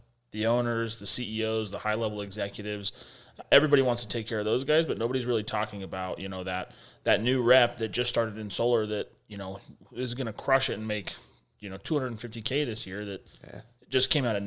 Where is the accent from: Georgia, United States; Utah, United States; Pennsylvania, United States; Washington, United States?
Utah, United States; Magna; we grew up in Utah, so we're from Salt Lake City, Utah, but we grew up in a little subsidiary section in a net called Magna, super far west